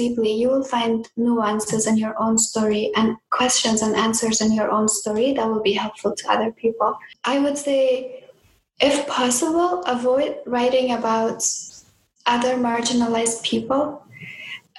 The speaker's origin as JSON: {"language": "English", "country": "Afghanistan", "moved": "yes", "said": "in my home country of Afghanistan"}